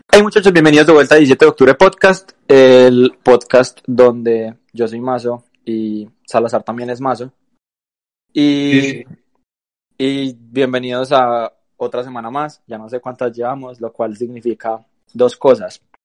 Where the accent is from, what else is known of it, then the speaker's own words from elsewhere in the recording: Antioquia, Colombia; nuestro grupo de amigos, donde todos somos paisa